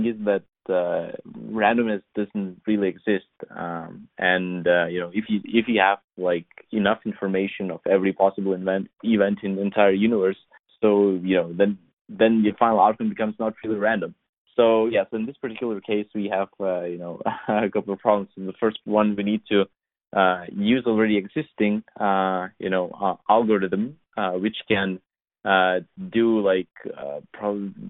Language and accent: English; Lithuania; English is a second language; I was born and raised in Europe. So it's like a small country next to Baltic Seas, Vilnius